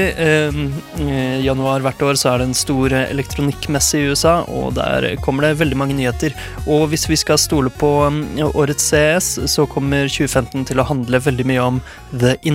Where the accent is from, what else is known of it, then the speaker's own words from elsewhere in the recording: Ålgård, Rogaland, Norway; moved away; Vi har det hjemme på Ålgård.